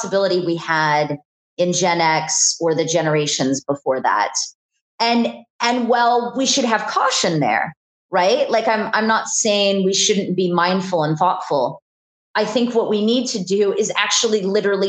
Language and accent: English; Houston, Alaska, United States; I grew up in Houston, Alaska, which is a small town.